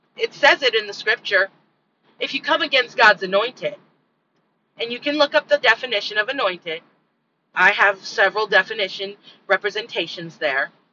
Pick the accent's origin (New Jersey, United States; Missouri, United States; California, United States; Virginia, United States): California, United States; moved away; I'm from California, and from the time that I lived in California, when I was born